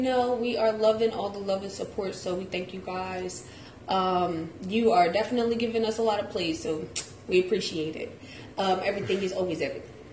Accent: Philadelphia, Pennsylvania, United States; I'm from Philly too

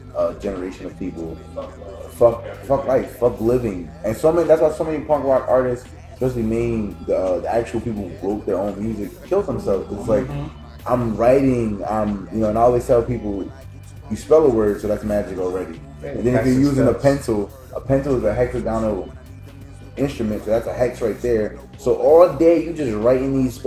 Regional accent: Newark, Delaware, United States; I grew up in Newark, but I had family that lived over Northside

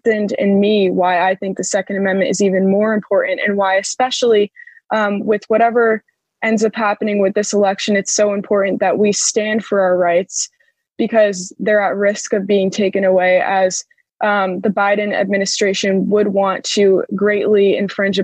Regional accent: Connecticut, United States; I grew up in Connecticut

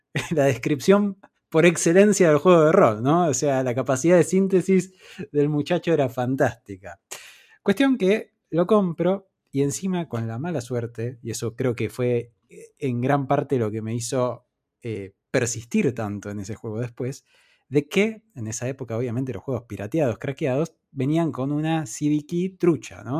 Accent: Argentina; en nuestra infancia no se conseguían juegos originales acá en Argentina

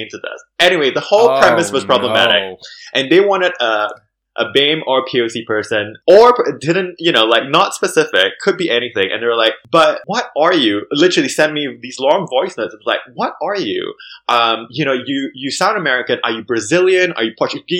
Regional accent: Singapore; moved away as an adult; now in London, United Kingdom; growing up in Singapore, I almost felt embarrassed being Malay

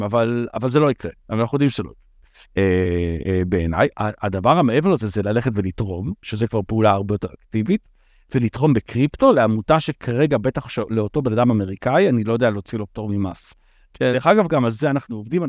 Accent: Israel; אנחנו ישראלים

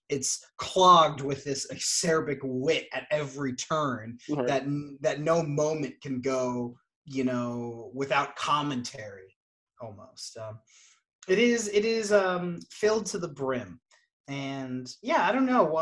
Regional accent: Kentucky, United States; Us Yanks, yeah.

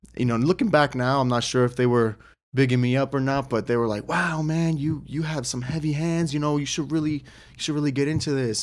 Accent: United States; as an American fighter

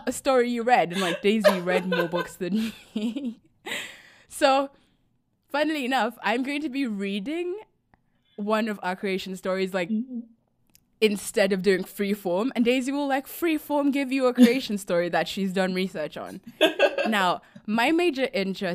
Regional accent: Buganda, Central Region, Uganda; I'm a Muganda from the Buganda Kingdom, which is the most known tribe out of Uganda

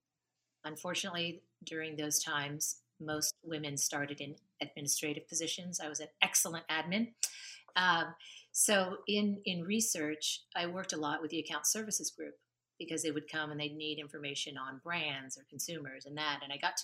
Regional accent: Japan; So I grew up in Japan.

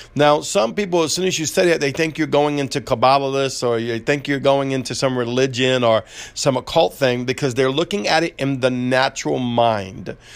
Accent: New Orleans, Louisiana, United States; I grew up in Southern New Or-, New Orleans

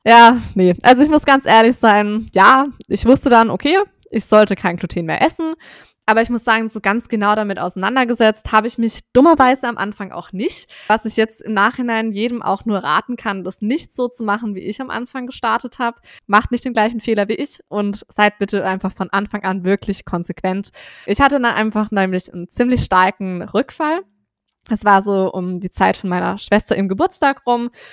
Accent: Swabia, Baden-Württemberg, Germany; moved away; ich komme ursprünglich aus dem Schwabenland

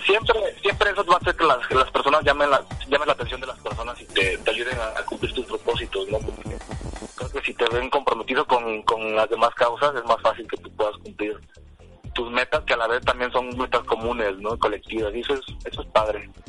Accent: Pinotepa Nacional, Oaxaca, Mexico; yo soy eh, originario de Pinotepa Nacional, como ya lo mencionabas. Estoy en la costa del estado de Oaxaca, cerquita de Guerrero

